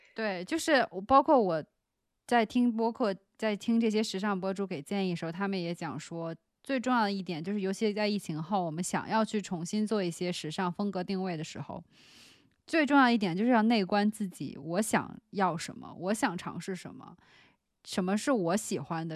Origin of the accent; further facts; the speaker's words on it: China; 作为一个中国人